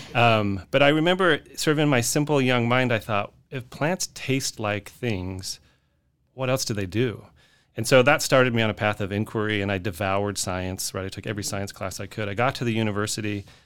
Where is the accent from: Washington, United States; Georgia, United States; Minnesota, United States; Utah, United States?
Utah, United States; Salt Lake City; moved away as an adult; also born or lived in Austin, Texas; now in Fort Worth, United States; I grew up in Salt Lake City, Utah